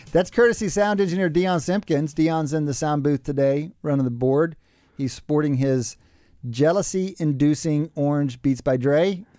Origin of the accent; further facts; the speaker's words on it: Texas, United States; moved away; I'm from Texas